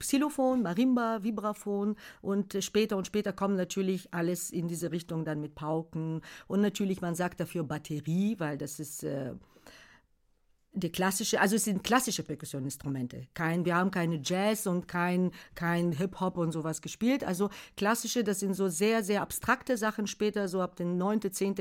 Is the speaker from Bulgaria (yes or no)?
yes; Bulgaria; German is a second language; moved away as an adult; also born or lived in Algeria; now in Germany; ich komme aus Bulgarien, gebürtige Bulgarin